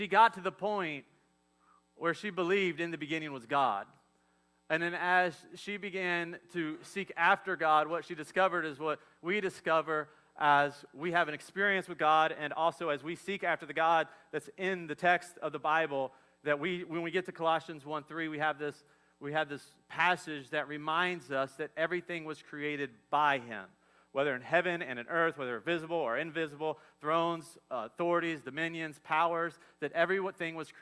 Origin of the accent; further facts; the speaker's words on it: Midwest, United States; moved away; also born or lived in the South; I'm from the Midwest